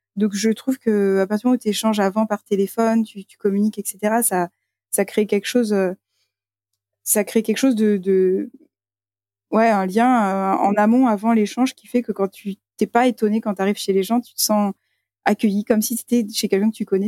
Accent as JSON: {"language": "French", "country": "France", "said": "on était les seuls français partout où on allait"}